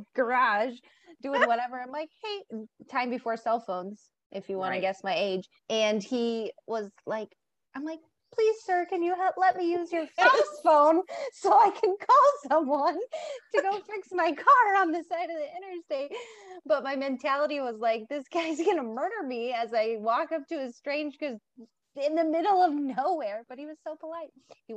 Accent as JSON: {"language": "English", "country": "United States", "tie": "born or raised there", "also_born_or_lived": "San Diego, California / Montana", "said": "We moved from San Diego to Montana. So I grew up between the two places my whole life."}